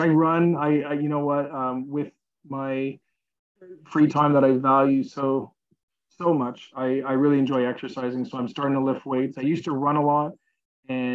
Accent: Montreal, Quebec, Canada; I'm from Montreal

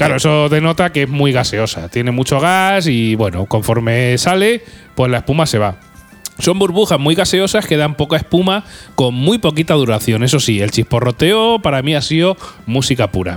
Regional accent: Albacete, Castilla-La Mancha, Spain; somos de Albacete

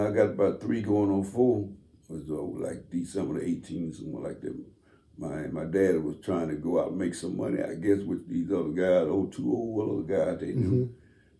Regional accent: Camden, Mississippi, United States; moved away as an adult; also born or lived in Chicago; When I grew up down in Mississippi

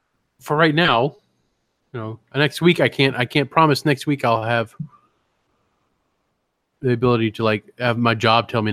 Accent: United States; I'm American

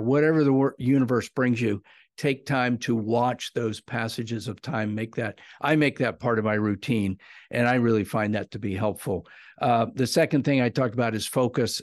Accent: South Central Pennsylvania, United States; I grew up in South Central Pennsylvania.

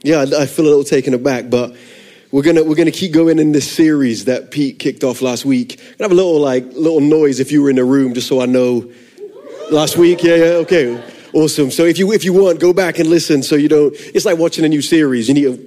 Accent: London, United Kingdom; accent: funky; I'm from London originally. I moved around a lot. I'm a missionary kid, which is where the funky accent comes from.

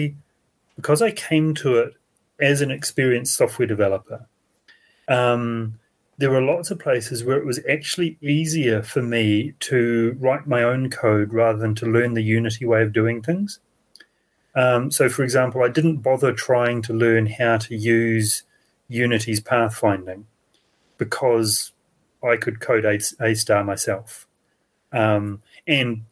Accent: New Zealand; I am from New Zealand

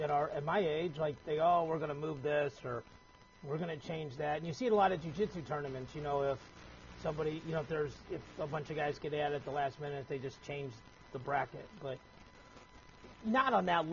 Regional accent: Missouri, United States; I'm from Missouri

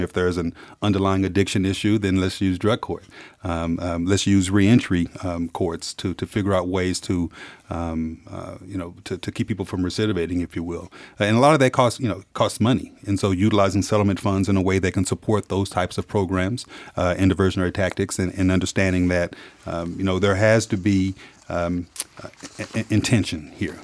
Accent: Dallas, Texas, United States; I'm from Dallas, Texas. I'm from the South. I'm an African-American male who's grown up in the South

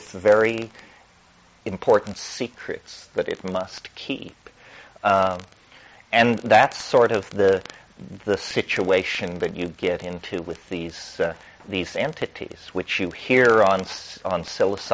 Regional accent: Colorado, United States; I'm from Colorado

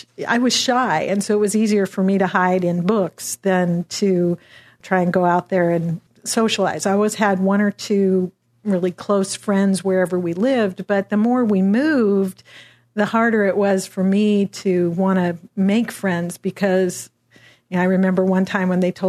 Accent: Washington, United States; Well, I grew up kind of all over Western Washington State in a bunch of little logging towns.

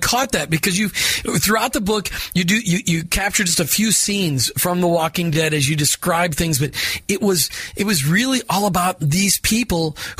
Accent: Minnesota, United States; I grew up in Minnesota

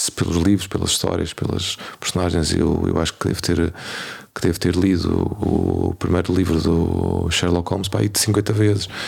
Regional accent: Portugal; nós somos portugueses

